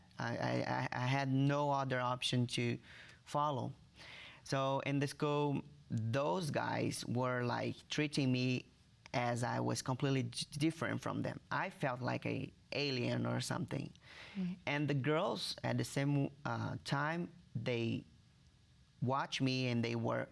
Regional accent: Rio de Janeiro, Brazil; English is a second language; moved away; I was born in Rio de Janeiro, Brazil

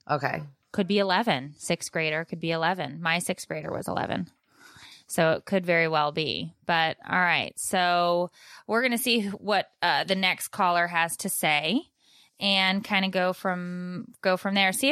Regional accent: California, United States; now in New Hampshire, United States; I was raised in California

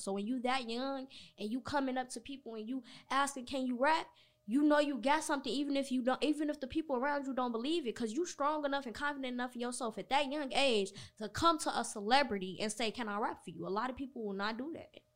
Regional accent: Chicago, Illinois, United States; I'm from Chicago

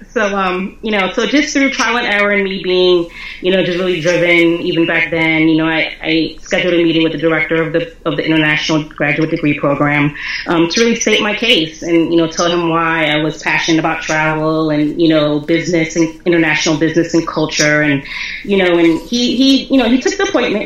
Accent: Philadelphia, Pennsylvania, United States; I was born and raised in Philly

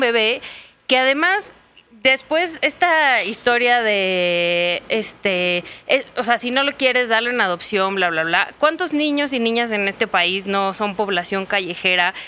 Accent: Sonora, Mexico; Yo soy de Sonora

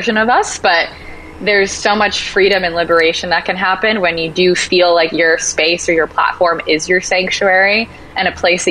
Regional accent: Rhode Island, United States; moved away as an adult; now in Los Angeles, United States; I'm originally from Rhode Island

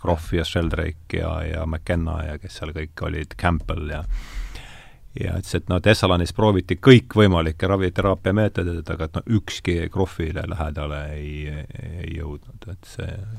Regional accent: Rakvere, Lääne-Viru County, Estonia; ma olen Rakverest pärit

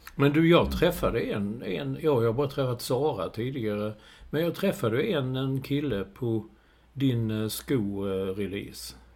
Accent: Sweden; Och då stod man som en svensk

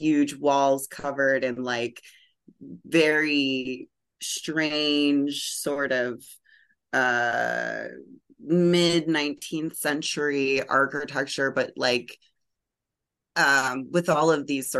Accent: Pittsburgh, Pennsylvania, United States; also born or lived in Minnesota; now in Paris, France; I am originally from the Paris of Appalachia, also known as Pittsburgh, Pennsylvania

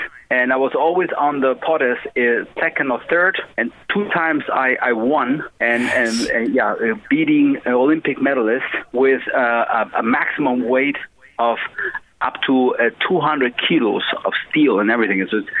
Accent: Spain; born there; But I was born in Spain.

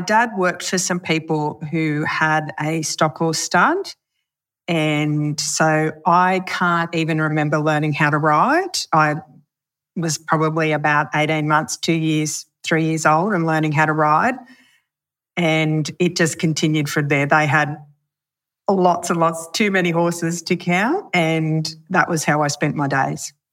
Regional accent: Pilliga, New South Wales, Australia; also born or lived in Wee Waa; we lived at Pelega

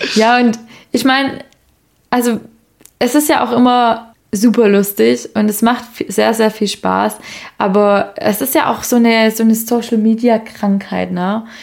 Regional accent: Swabia, Germany; moved away; ich bin ja gebürtige Schwäbin

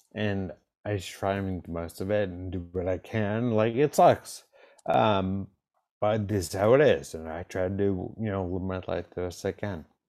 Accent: East Coast, United States; I grew up on the East Coast

